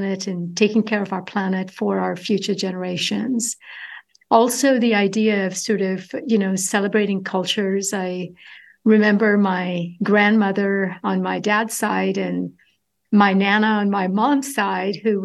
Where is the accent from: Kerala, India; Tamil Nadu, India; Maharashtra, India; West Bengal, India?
Kerala, India; Kollam; moved away as an adult; now in California, United States; I grew up in the southern tip of India, coastal community, little town of Kwilon